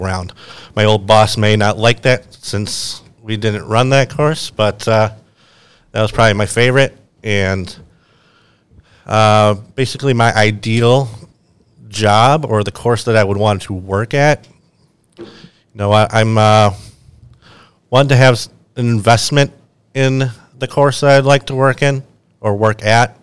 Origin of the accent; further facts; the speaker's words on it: Buffalo, New York, United States; moved away as an adult; now in Myrtle Beach, United States; I'm actually from Buffalo, New York, and I came down to Myrtle for this program